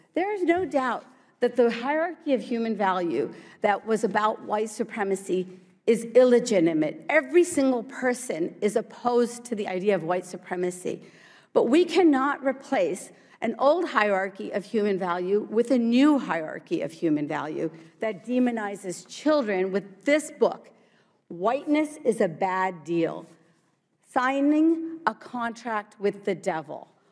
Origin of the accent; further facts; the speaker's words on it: Morgantown, West Virginia, United States; English is a second language; also born or lived in India / New Jersey; I grew up in Morgantown, West Virginia